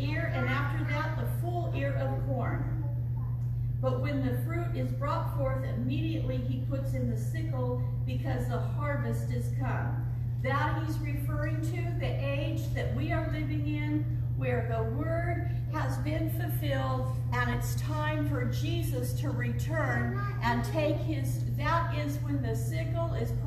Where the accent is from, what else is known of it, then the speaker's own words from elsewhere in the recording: California, United States; Growing up in California